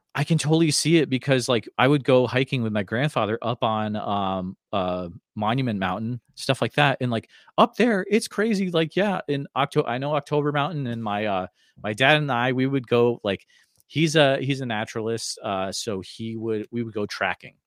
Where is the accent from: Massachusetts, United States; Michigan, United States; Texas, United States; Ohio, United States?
Massachusetts, United States; Northfield; moved away; I grew up in Northfield